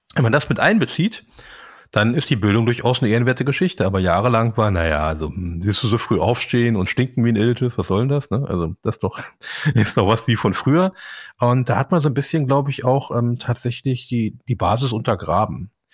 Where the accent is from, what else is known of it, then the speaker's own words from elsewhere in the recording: Berlin, Germany; ich bin nun tatsächlich in Kreuzberg geboren